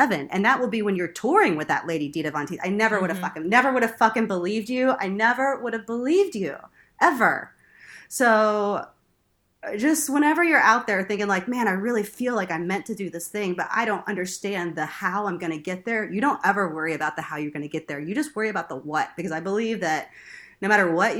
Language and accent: English; Texas, United States; also born or lived in Louisiana; I'm from Texas